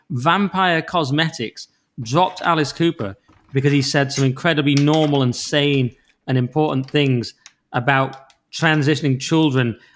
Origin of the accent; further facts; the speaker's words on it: Cumbria, North West England, United Kingdom; I'm from Cumbria